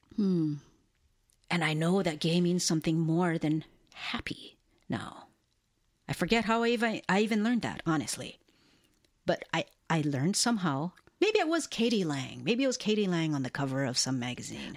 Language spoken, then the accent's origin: English; Hilo, Hawaii, United States; I was born and raised in a town called Hilo, on the island of Hawaii, which is part of the state and the archipelago of Hawaii